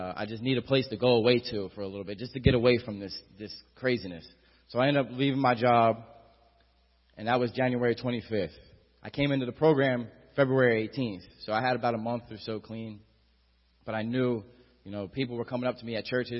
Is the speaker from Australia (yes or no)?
no; Atlantic City, New Jersey, United States; I'm from Atlantic City